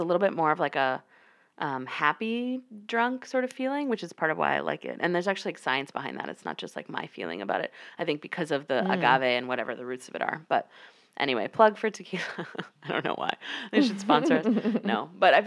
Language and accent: English; the South, United States; I grew up in the South